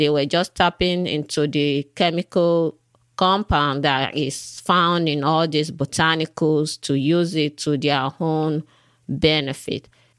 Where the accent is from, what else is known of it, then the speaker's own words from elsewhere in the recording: Nigeria; I was born in Africa, in Nigeria. And while I was a little girl growing up, then whenever we have fever or we are sick, whatever the issue is, my parents would go to the back of our house.